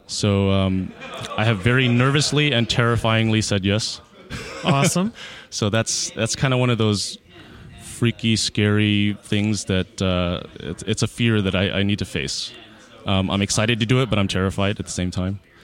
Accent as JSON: {"language": "English", "town": "Houston", "region": "Texas", "country": "United States", "tie": "born or raised there", "also_born_or_lived": "Austin, Texas", "said": "born and raised in Houston, Texas."}